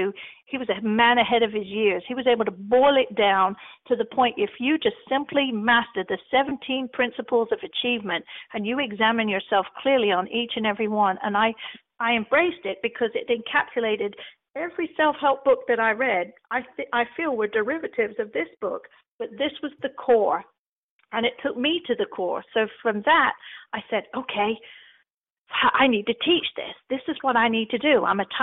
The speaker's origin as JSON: {"language": "English", "region": "England", "country": "United Kingdom", "said": "Plus, I'm English. I use words that people don't understand over here."}